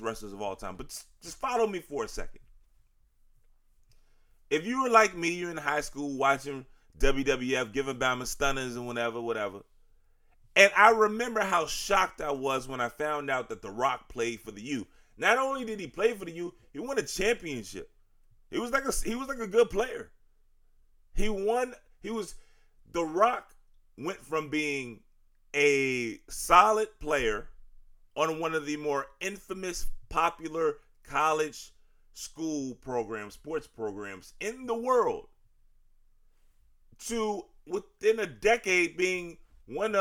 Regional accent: Richmond, Virginia, United States; I'm from Richmond. Y'all know this. But for the new listeners, I'm from Richmond. Grew up watching wrestling

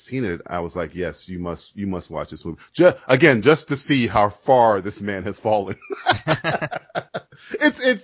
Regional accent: United States

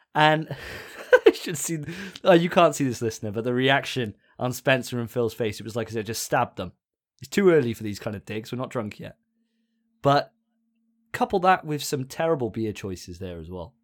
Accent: Welsh, Wales, United Kingdom; I'm a Welsh boy

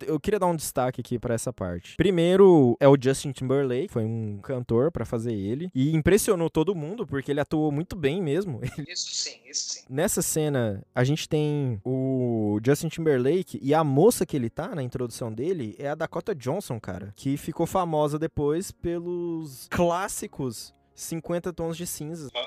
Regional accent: Brazil; a gente é brasileiro

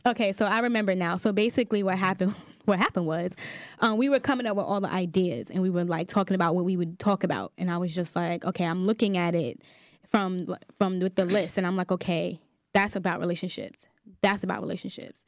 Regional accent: New York City, New York, United States; I'm from Staten Island, New York

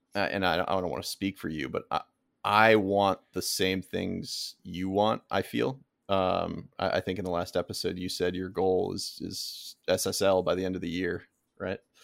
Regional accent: Florida, United States; I grew up in Florida

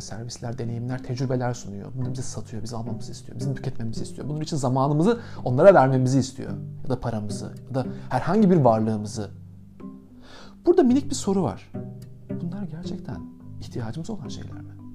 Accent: Aydın, Turkey; now in Istanbul, Turkey; ben Ege'nin basit ve mütevazi taşrası Aydın'da doğdum.

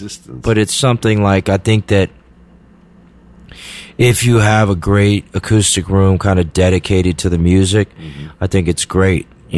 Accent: Washington, District of Columbia, United States; also born or lived in Memphis, Tennessee / Mississippi Delta / Vernon, Texas; I was raised in D.C., yeah.

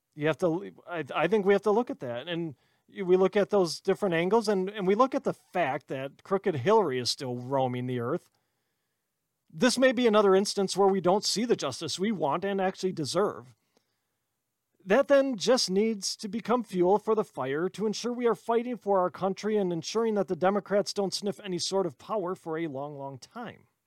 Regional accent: Wisconsin, United States; I'm from Wisconsin

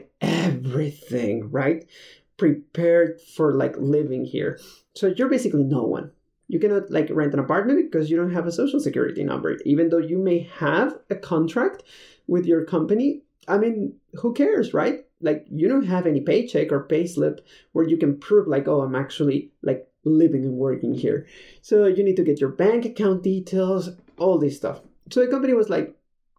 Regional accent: Mexico City, Mexico; moved away as an adult; also born or lived in Detroit, Michigan / Spain; I am from Mexico City

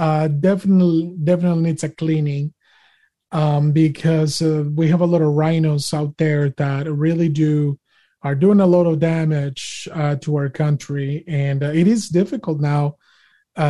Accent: Monterrey, Nuevo León, Mexico; English is a second language; now in United States; I was born and raised in Monterrey, Mexico. And I came here in the United States of America back in 2003.

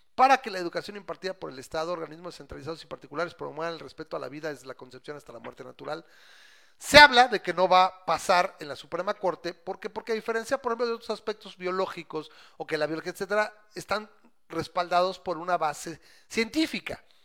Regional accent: Mexico; soy mexicano

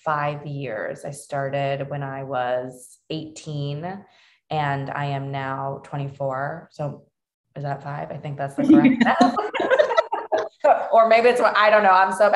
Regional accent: Cambridge, Massachusetts, United States; also born or lived in Cape Cod / Dorchester, Boston / Fall River; we landed in Cambridge, which was such a blessing because we were always going to school, my siblings and I, in Cambridge

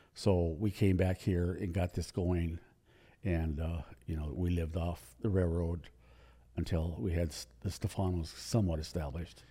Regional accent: Livingston, Montana, United States; also born or lived in Billings, Montana / Spokane, Washington; now in Helena, United States; I was born in Billings, but I grew up in Livingston

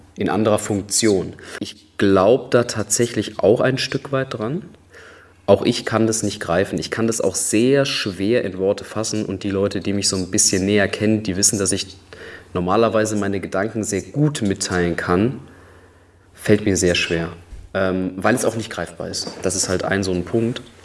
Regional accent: Düsseldorf, North Rhine-Westphalia, Germany; Ich komme ja auch aus einer Karnevalshochburg in, in Düsseldorf

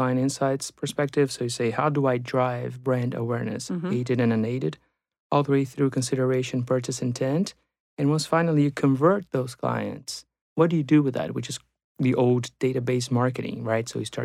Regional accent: Brazil; moved away as an adult; now in United States; I'm also from Brazil, so I took those two courses in Brazil. And I came to the U.S. for my MBA in late 1999.

